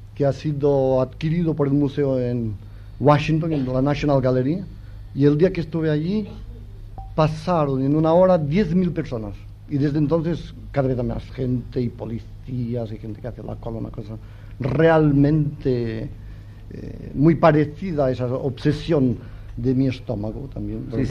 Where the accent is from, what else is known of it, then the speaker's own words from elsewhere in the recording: Catalonia, Spain; yo soy catalán